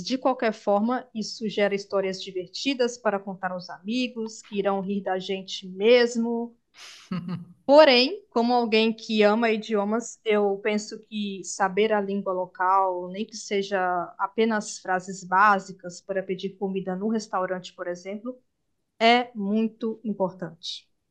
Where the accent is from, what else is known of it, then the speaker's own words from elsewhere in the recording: Brazil; nós brasileiros